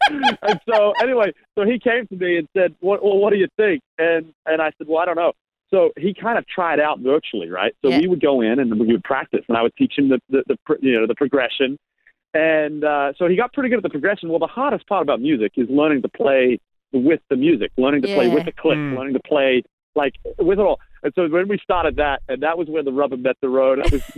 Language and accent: English; Australia; moved away; Yeah. Well, at least you know I'm still an Australian.